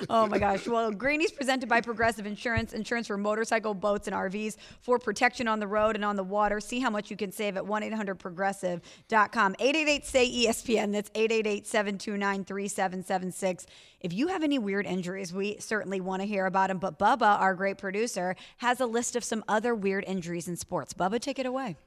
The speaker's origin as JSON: {"language": "English", "town": "St. Louis", "region": "Missouri", "country": "United States", "said": "I'm from Saint Louis."}